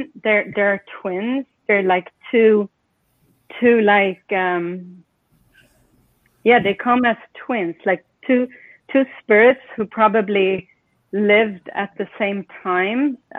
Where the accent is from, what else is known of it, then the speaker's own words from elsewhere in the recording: Sweden; English is a second language; also born or lived in Estonia / England / Spain / Peru; now in United States; I'm from everywhere. I grew up in Sweden. My family is Estonian. I've lived in Sweden, Estonia, England, Spain, Peru, and the United States.